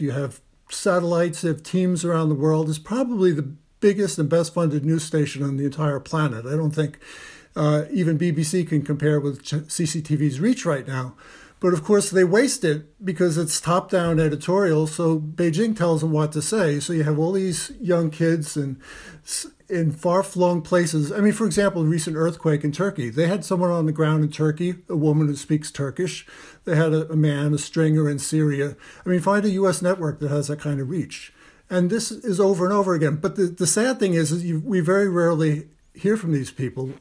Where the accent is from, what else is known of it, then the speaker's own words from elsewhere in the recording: United States; we grew up in the United States watching T V commercials